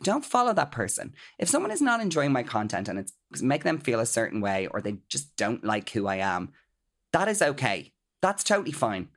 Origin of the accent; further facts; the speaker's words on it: Ireland; as Irish people